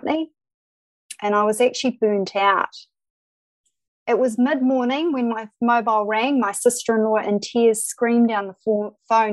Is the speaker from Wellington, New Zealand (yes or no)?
no; Christchurch, Canterbury, New Zealand; also born or lived in Dodoma, Tanzania / Kapiti Coast; I did most of my schooling in Christchurch, New Zealand